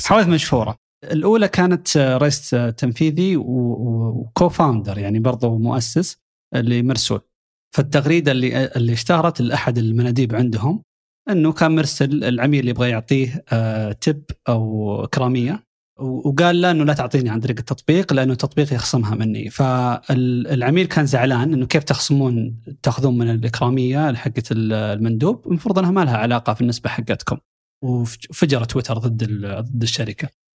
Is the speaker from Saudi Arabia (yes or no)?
yes; Saudi Arabia; عندنا في السعوديه